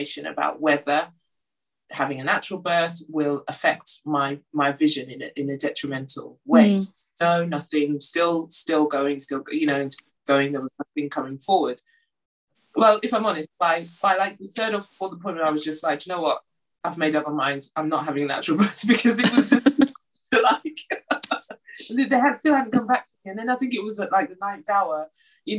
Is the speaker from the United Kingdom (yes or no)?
yes; London, United Kingdom; moved away as an adult; now in Durham, United Kingdom; was born and brought up in London